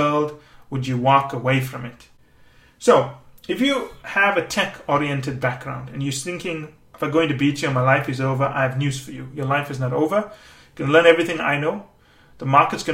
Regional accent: Canada; I am Canadian

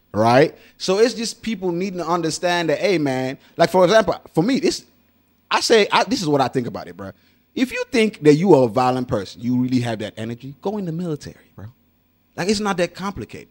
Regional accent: Nigeria; I'm Nigerian

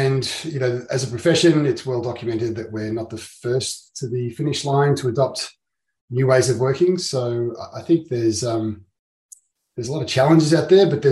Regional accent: Melbourne, Victoria, Australia; I'm a lawyer from Melbourne in Victoria, Australia

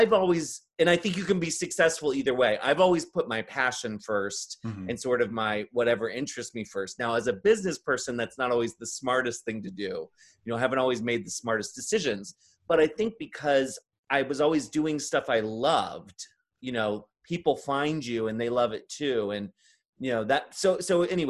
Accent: Maryland, United States; I grew up in Maryland

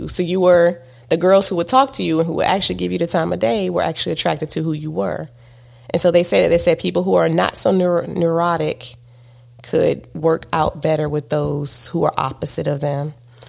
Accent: Southern United States, United States; You know, because I'm a Southerner. How you doing?

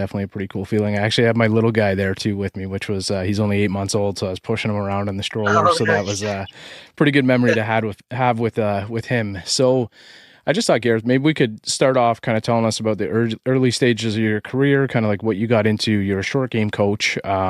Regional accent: Canada; accent: Canadian; So it's that like American kind of Canadian in me. I have a very Canadian accent

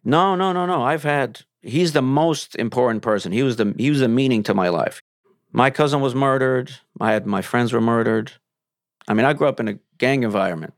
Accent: Ukraine; also born or lived in Soviet Union; now in Los Angeles, United States; I'm from Ukraine

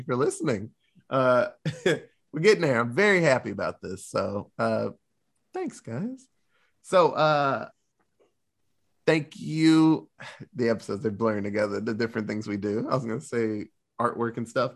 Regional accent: United States; we're American

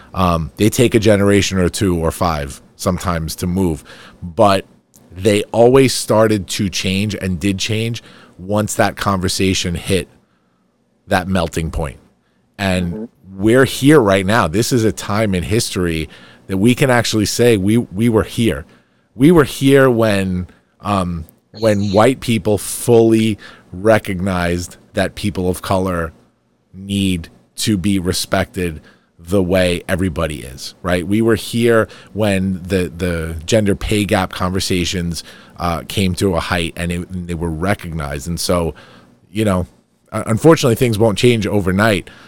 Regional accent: Farmingdale, New York, United States; my hometown

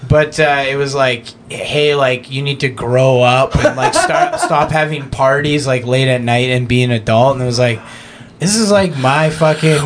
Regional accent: Canada; growing up in Canada

